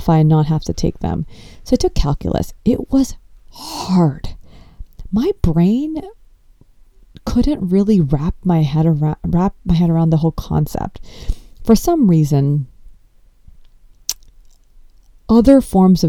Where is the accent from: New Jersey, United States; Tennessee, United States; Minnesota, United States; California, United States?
California, United States; Los Angeles; I grew up in Los Angeles and I was born and brought up here